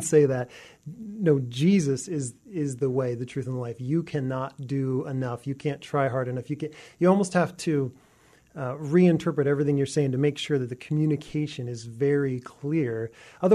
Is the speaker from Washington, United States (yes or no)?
yes; Ferndale, Washington, United States; I grew up next to the Canadian border in Ferndale, Washington